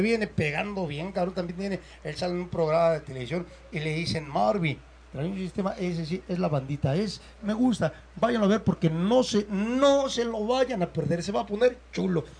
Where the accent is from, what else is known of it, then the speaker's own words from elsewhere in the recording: Mexico; nací en México y soy mexicano